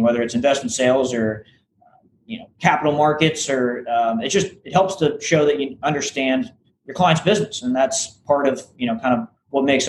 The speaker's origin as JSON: {"language": "English", "town": "St. Petersburg", "region": "Florida", "country": "United States", "also_born_or_lived": "Tallahassee, Florida", "said": "I'm originally from the St. Petersburg, so Tampa Bay area"}